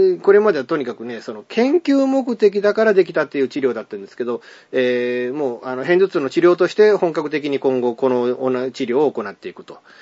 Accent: Higashiosaka, Osaka, Japan; moved away; also born or lived in Yao, Osaka; 僕も大阪府で生まれた人間、まあ、僕生まれたのは東大阪市で、その後八尾市で、まあ、2年間ほど育ってって感じだった

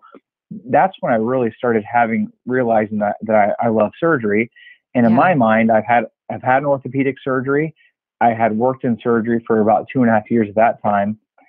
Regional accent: Ohio, United States; I'm from Ohio. I've lived in Ohio my whole life.

